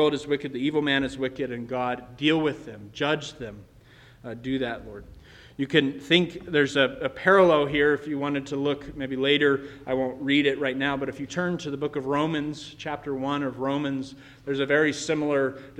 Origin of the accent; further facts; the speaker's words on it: United States; as American Christians